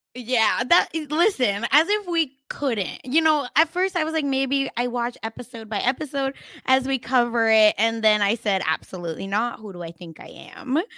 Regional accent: Oklahoma, United States; I'm from Oklahoma

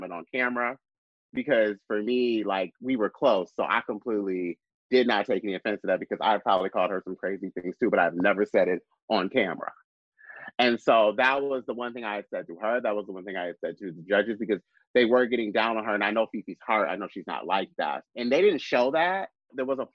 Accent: Lansing, Michigan, United States; moved away; also born or lived in Chicago; my hometown, Lansing, Michigan

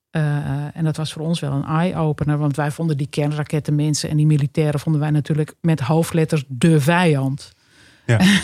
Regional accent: Hoorn, North Holland, Netherlands; Ja, ik ben in Horen geboren. Dat is uh, eh, 40 kilometer ten noorden van Amsterdam. Dat ligt in West-Friesland. En ik heb daar op school gezeten. heb daar een hele gelukkige jeugd doorgebracht.

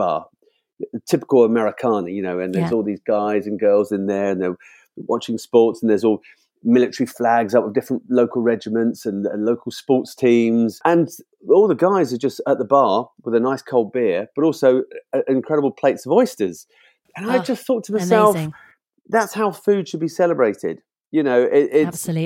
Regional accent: United Kingdom; as a Brit

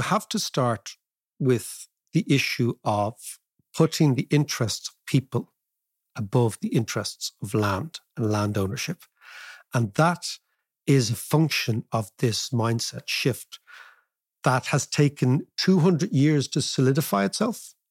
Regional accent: Ireland; we can talk as Irish people

